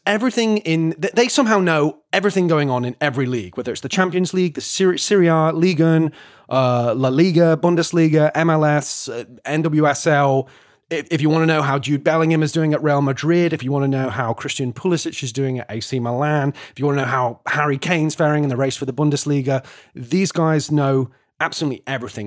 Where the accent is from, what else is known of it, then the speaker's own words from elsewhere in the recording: United Kingdom; moved away as an adult; now in United States; a Brit who's been living here for, for ten years